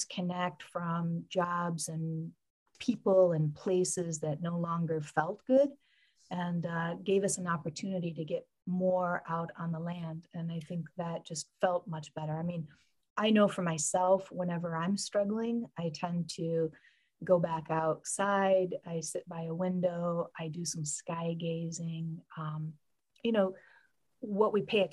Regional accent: Michigan, United States; I grew up in Michigan and spent a lot of time with my grandparents

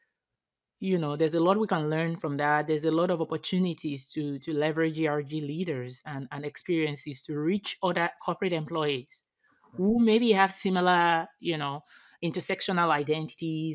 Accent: Nigeria; I am from Nigeria

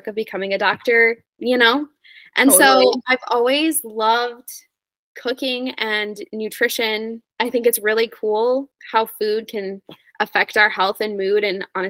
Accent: Wisconsin, United States; moved away as an adult; also born or lived in South Dakota / North Dakota; now in Boise, United States; I was born in South Dakota, but I lived most of my life in Wisconsin, Midwest gal

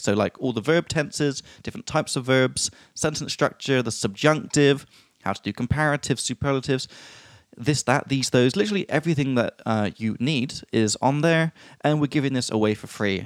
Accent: England, United Kingdom; from England

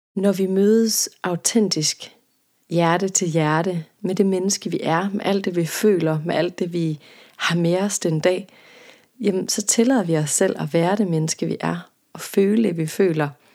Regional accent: Jutland, Denmark; jeg er jøde, og der hvor jeg kommer fra, der gik man til halvbal, da man var teenager

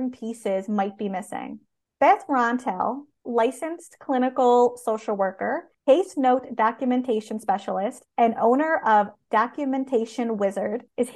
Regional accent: Canada; I am a Canadian social worker

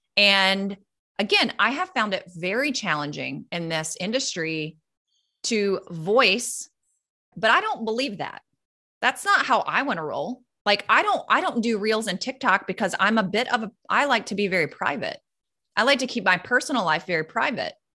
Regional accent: North Carolina, United States; moved away as an adult; also born or lived in California; now in Florida, United States; we moved from North Carolina to California. Then we did it again and moved California to Florida

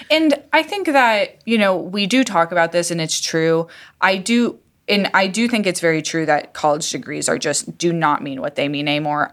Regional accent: Iowa, United States; moved away; I'm from Iowa

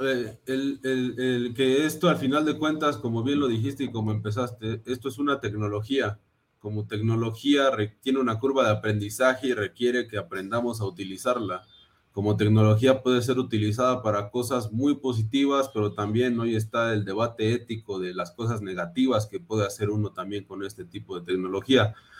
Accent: Mexico City, Mexico; soy de la Ciudad de México, mexicano al 100%

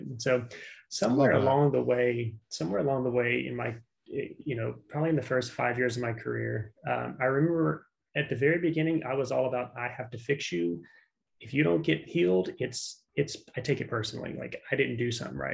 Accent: South Louisiana, United States; moved away; I was born in South Louisiana. So like Cajun country

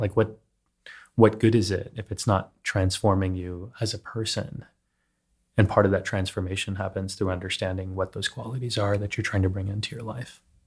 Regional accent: Texas, United States; now in New York City, United States; when I was growing up in Texas

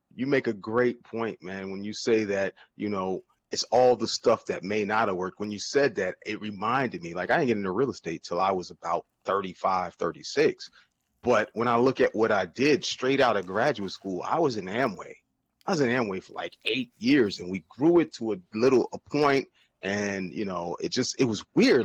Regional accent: New Jersey, United States; also born or lived in Virginia; I'm from New Jersey, man. Born and raised

